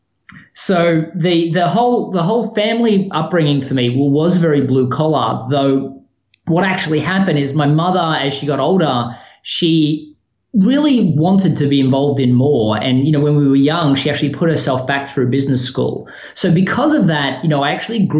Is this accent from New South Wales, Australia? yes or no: no; Melbourne, Victoria, Australia; moved away as an adult; also born or lived in Sydney, Australia; now in Chapel Hill, United States; I was born in Melbourne, Australia. So, you know, I spent most of my life there outside, a 2-year stint